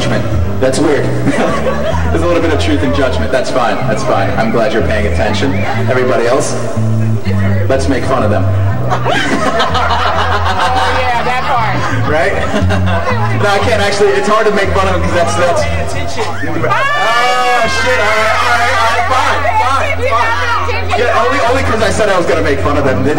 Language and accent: English; Connecticut, United States; also born or lived in Puerto Rico; I grew up in Connecticut. That's where I ended up growing up.